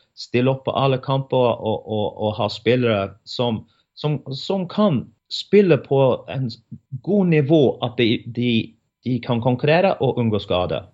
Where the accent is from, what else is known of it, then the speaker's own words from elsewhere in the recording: England, United Kingdom; now in Norway; hjemme i England